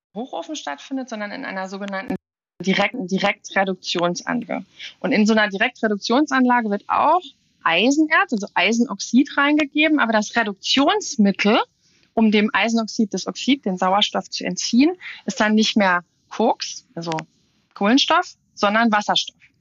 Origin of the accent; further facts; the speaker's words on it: Saarland, Germany; Meine Heimat, das Saarland